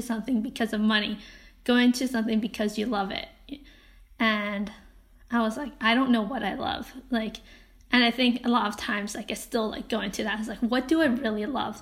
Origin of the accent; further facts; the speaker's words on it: Hong Kong; moved away; also born or lived in Canada; I grew up in Hong Kong, and I had pretty typical Asian parents, Chinese parents